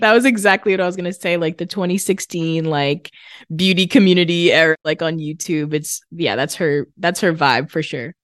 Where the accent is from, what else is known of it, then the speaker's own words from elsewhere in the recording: Massachusetts, United States; I'm from Massachusetts